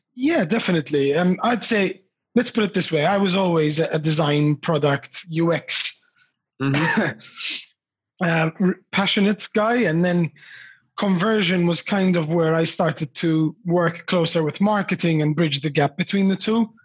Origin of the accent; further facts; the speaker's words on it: Australia; my parents emigrated to australia from malta